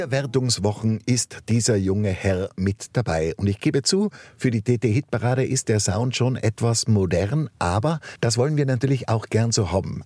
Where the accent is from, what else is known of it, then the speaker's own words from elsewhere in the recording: Wildermieming, Tyrol, Austria; von Wildermirming, meiner Heimatgemeinde